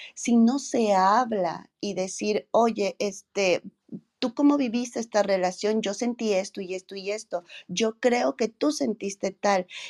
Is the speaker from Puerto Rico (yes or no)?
no; Mexico; nosotros como mexicanas